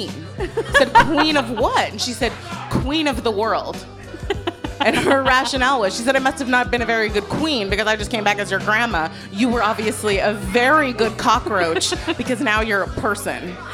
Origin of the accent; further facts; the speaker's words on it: Toronto, Ontario, Canada; also born or lived in Montreal; I was born in Toronto. I was raised there.